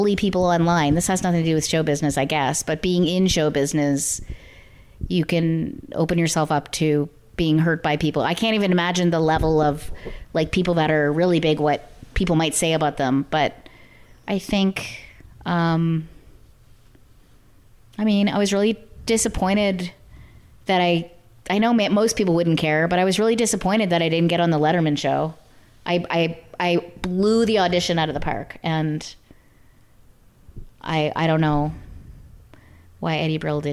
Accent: Canada; moved away as an adult; now in Los Angeles, United States; as a Canadian

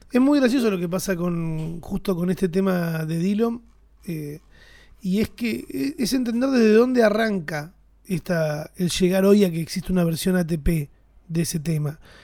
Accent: Argentina; somos argentinos

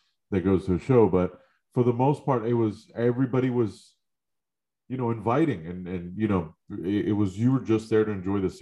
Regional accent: New York, United States; I growing up in New York, I grew up listening to nothing but hip hop

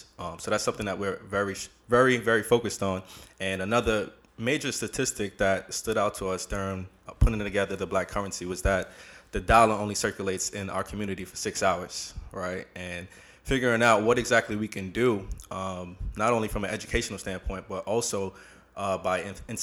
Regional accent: New York City, New York, United States; I'm from Brooklyn, New York, in particular, Canarsie

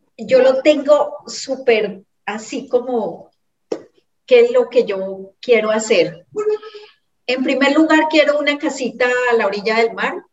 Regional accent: Cali, Valle del Cauca, Colombia; moved away as an adult; now in Ecuador; mía como caleña

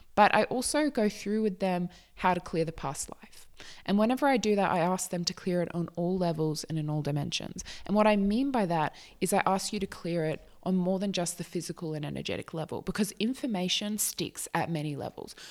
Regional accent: Australia; I am not American. I am Australian.

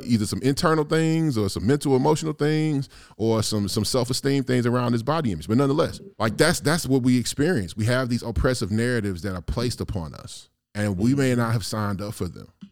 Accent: East St. Louis, Illinois, United States; moved away as an adult; also born or lived in the Shire; I have been living in the Shire for damn near fifteen years, I'm from, I'm from East Saint Louis

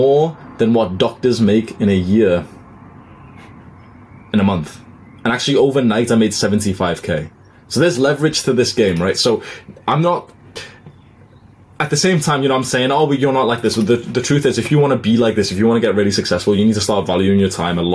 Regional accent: United Kingdom; I've moved back home to the UK in March.

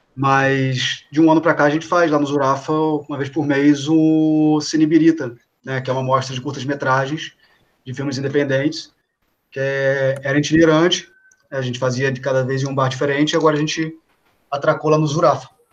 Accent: Rio de Janeiro, Brazil; moved away as an adult; now in São Paulo, Brazil; sou do Rio de Janeiro, moro aqui em São Paulo há cinco anos

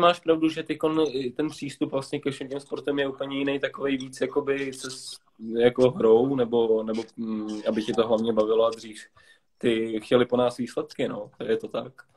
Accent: Prague, Czechia; jsem Pražák celý život

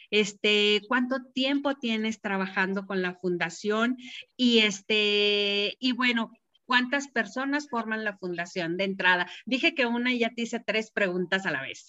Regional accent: Mexico City, Mexico; now in San Luis Potosí, Mexico; a pesar de ser de la Ciudad de México como yo, nosotros ya tenemos mucho tiempo aquí

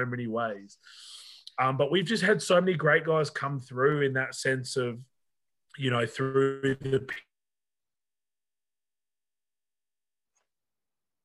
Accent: Australia; I'm Australian

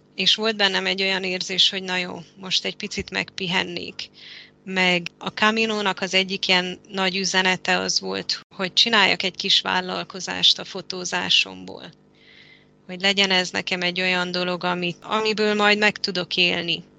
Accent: Transylvania, Romania; moved away as an adult; also born or lived in Budapest, Hungary / Malta / Spain / Mexico; most itt vagyok Erdélyben, ahol születtem és felnőttem

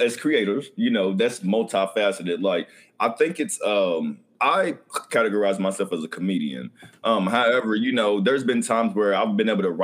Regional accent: the South, United States; accent: southern

